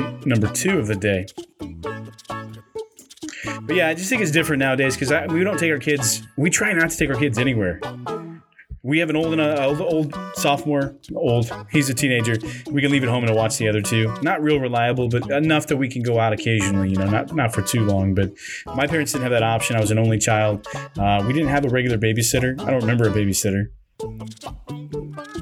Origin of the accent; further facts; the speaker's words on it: Kansas City, Missouri, United States; also born or lived in Jamesport, Missouri; where I'm from, Kansas City or the Midwest